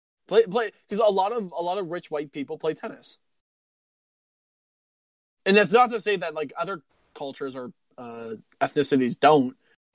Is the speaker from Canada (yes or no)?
yes; Canada; Like I'm identified more as Canadian, like third generation Canadian here.